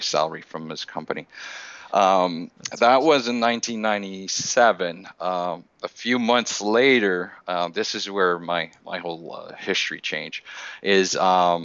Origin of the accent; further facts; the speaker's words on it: Montreal, Quebec, Canada; born and raised in Montreal, Canada.